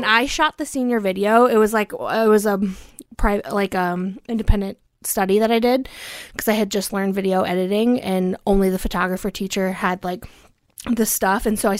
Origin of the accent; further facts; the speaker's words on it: Cincinnati, Ohio, United States; But I also grew up in Cincinnati, Ohio.